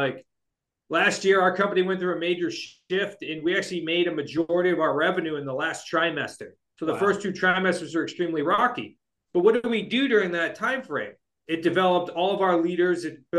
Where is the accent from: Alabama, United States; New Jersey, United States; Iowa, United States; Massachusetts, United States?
Massachusetts, United States; Shrewsbury; I am not moving back to Shrewsbury, Massachusetts until we live on the other side of town